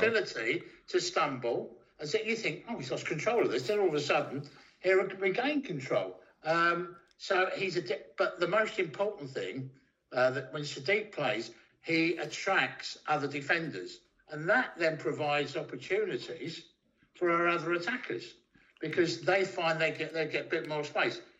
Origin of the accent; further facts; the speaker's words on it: London, United Kingdom; moved away as an adult; also born or lived in Ipswich; originally from London, but I spent 25 years in Ipswich